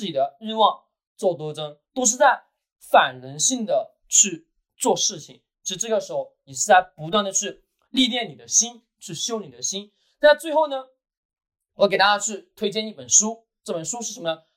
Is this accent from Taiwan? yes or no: no; China; 我们中国人